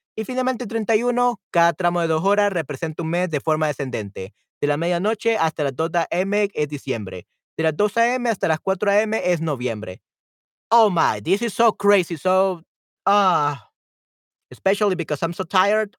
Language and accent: Spanish; El Salvador; aquí en El Salvador comemos pollo.